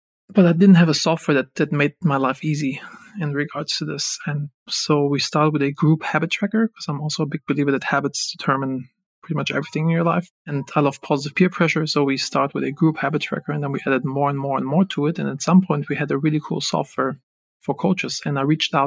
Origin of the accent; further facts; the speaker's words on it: Germany; moved away as an adult; also born or lived in Los Angeles; I'm originally from Germany